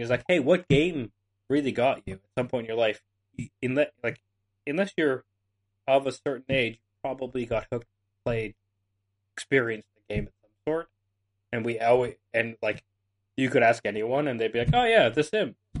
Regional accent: Canada; I'm Canadian

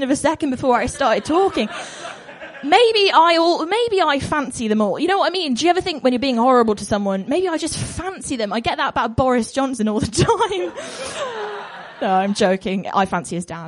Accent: Bristol, South West England, United Kingdom; I'm from Bristol and I'm culturally compelled to be really right on about everything

